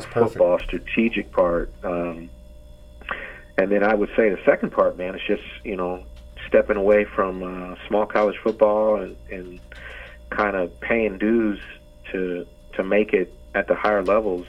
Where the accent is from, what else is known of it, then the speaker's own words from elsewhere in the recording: Oakland, California, United States; moved away; when I was growing up, I grew up in Oakland